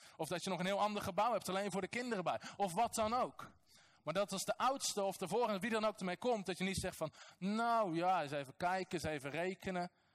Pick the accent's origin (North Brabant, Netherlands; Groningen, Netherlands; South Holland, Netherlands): North Brabant, Netherlands; Als nuchtere Nederlander, als Brabander